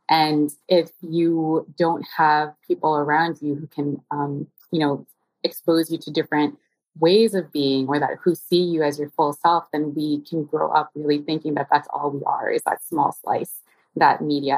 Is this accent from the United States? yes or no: no; Philippines; now in Toronto, Canada; I'm Filipina, of course, and very proud. And I am tuning in today from the indigenous territory of Tikaronto, which is colonially known as Toronto.